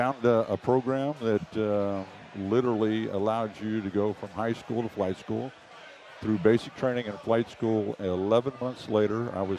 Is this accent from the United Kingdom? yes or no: no; Kansas, United States; born there; also born or lived in Japan; In Kansas. My first overseas tour was when I was 3 years old, and we were in Japan